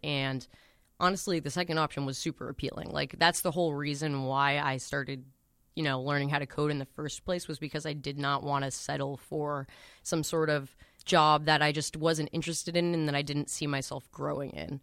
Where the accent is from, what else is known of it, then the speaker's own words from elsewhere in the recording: Boston, Massachusetts, United States; also born or lived in Newton; I'm from Boston. I've been living at home in Newton.